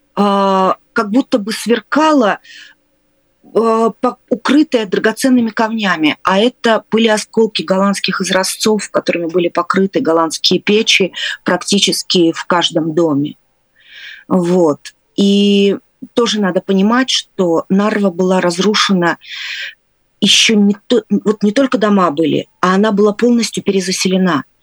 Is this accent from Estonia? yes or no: yes; Narva, Ida-Viru County, Estonia; also born or lived in Leningrad; Я выросла, я не, я не родилась в Нарве, я родилась, э, в Ленинграде, но я выросла в Нарве.